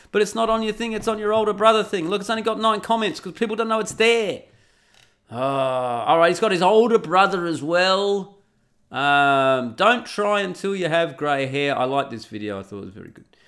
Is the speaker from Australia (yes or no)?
yes; Australia; I'm an Aussie